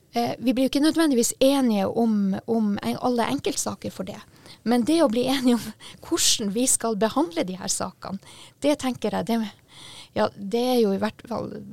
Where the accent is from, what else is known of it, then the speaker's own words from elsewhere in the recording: Sami, Sápmi, Norway; men også som en same